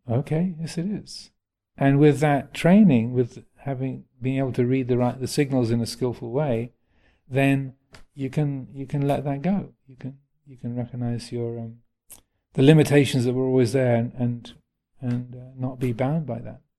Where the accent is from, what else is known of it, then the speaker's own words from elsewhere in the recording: England, United Kingdom; It's being English, I can, can say that.